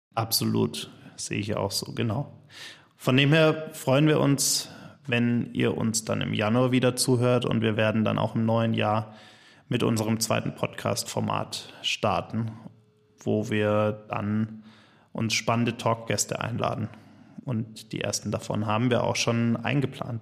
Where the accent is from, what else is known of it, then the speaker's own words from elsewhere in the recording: Germany; bei uns in Deutschland